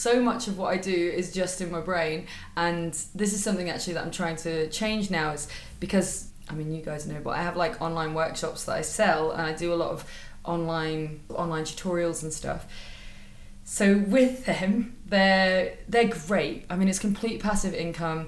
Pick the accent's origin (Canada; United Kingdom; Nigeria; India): United Kingdom; I'm British